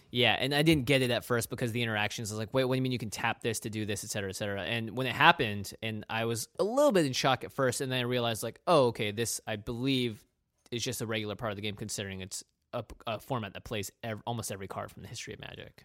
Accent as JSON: {"language": "English", "region": "Pacific Northwest", "country": "United States", "tie": "born or raised there", "said": "We grew up in the Pacific Northwest."}